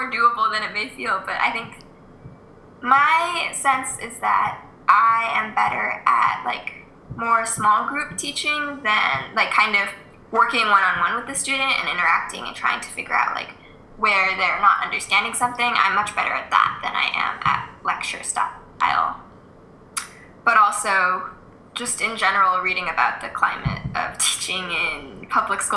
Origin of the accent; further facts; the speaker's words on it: Bay Area, California, United States; moved away; also born or lived in South Bay / East Bay; I'm from Bay Area originally